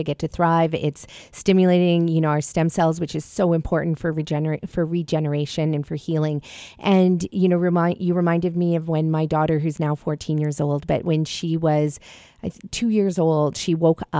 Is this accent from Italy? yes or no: no; Malawi; moved away; I was born in Africa, actually, in Malawi.